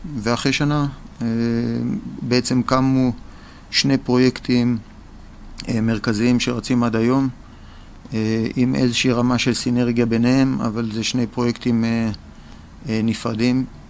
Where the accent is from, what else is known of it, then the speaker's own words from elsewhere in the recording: Tel Aviv, Tel Aviv District, Israel; אני תל אביבי